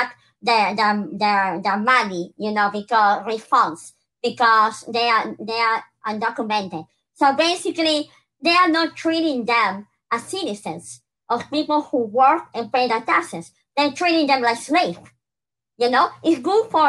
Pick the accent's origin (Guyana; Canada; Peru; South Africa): Peru; now in United States; I'm from Peru